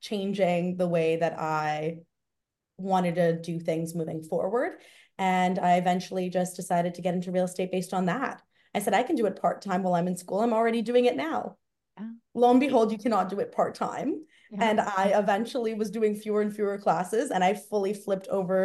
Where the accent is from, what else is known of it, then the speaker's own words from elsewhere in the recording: Toronto, Ontario, Canada; I grew up in Toronto, so I have a very big network here. And I also went to high school, university, everything here. So I am very much a Torontonian through and through